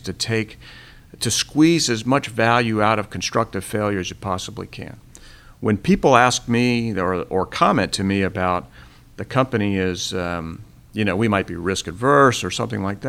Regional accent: Florida, United States; I grew up in Florida.

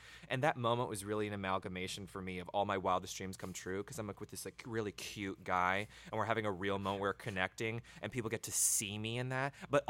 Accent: the South, United States; I think we grew up in the South. We moved around a fair amount, but like with the majority of our childhood was in the South.

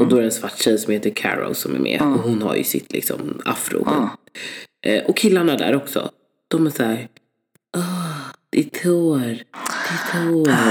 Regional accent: Sweden; Jag är född här.

